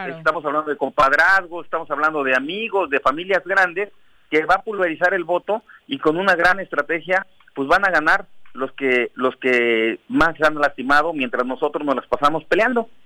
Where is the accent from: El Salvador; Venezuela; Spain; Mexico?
Mexico; Cuernavaca, Morelos; somos de aquí, de Cuernavaca, nos conocemos